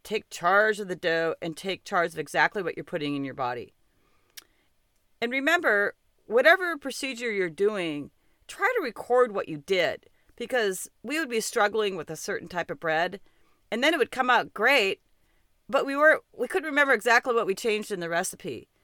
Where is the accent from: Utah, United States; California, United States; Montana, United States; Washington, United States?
Montana, United States; I'm from Montana